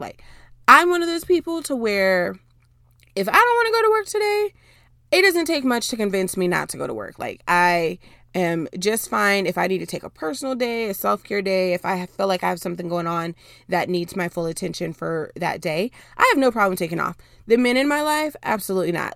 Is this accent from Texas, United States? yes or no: yes; Dallas, Texas, United States; also born or lived in Houston, Texas; I was born and raised in Dallas for most of my life